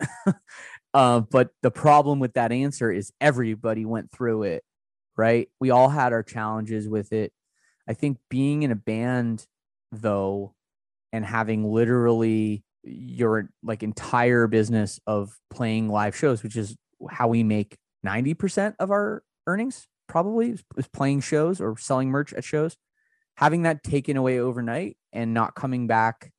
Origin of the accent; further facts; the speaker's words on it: Canada; As a Canadian, I, I feel pretty, pretty lucky that I'm Canadian